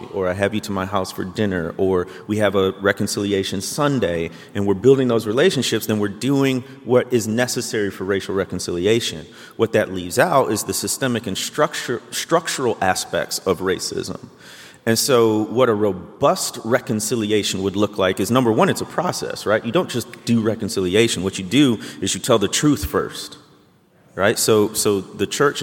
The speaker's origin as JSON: {"language": "English", "town": "Chicago", "region": "Illinois", "country": "United States", "tie": "born or raised there", "said": "I'm from the Chicago area. I was growing up during the six-peat of the Bulls"}